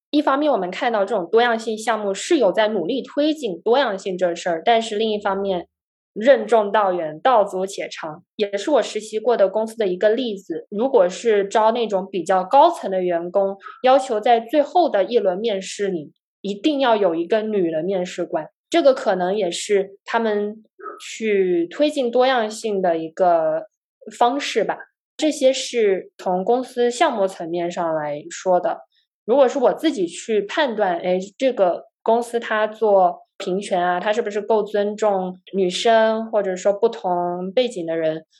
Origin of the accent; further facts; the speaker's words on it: Guangzhou, Guangdong, China; moved away as an adult; also born or lived in Canada / United States; 我呢是在广州长大的，我大学呢在加拿大的滑铁卢大学学习计算机科学